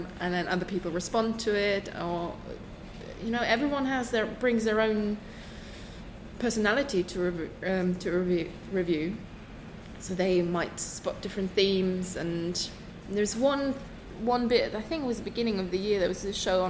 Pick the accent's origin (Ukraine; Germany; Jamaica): Germany; eastern Germany; English is a second language; moved away as an adult; also born or lived in Düsseldorf, Germany; now in United Kingdom; I grew up in Eastern Germany originally